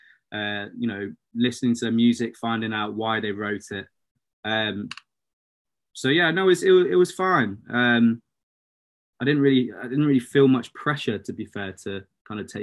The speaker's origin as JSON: {"language": "English", "town": "Shrewsbury", "region": "West Midlands", "country": "United Kingdom", "tie": "born or raised there", "also_born_or_lived": "London", "said": "I moved from London when I was four because of mum and dad's kind of business. Then just grew up in Shrewsbury, went to school there"}